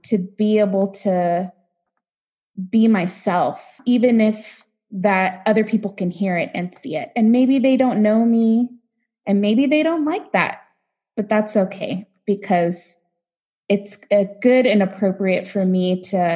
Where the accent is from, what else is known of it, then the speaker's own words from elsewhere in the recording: Los Angeles, California, United States; moved away as an adult; now in Nebraska, United States; I grew up in Los Angeles, youngest of seven